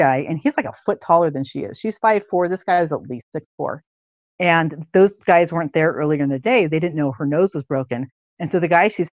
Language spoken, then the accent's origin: English; San Francisco Bay Area, California, United States; moved away; I'm from the Bay Area